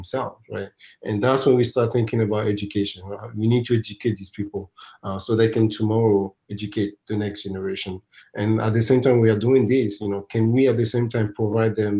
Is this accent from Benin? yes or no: yes; Benin; moved away as an adult; now in United States; I'm originally from Benin Republic, and I moved to the United States in 2007